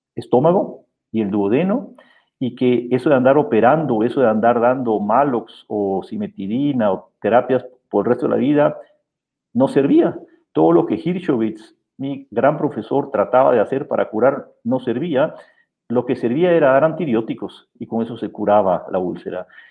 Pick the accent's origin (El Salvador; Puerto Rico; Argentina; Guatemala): Guatemala; moved away as an adult; also born or lived in Austria / Memphis, United States; now in Germany; yo soy guatemalteco, nací aquí en Guatemala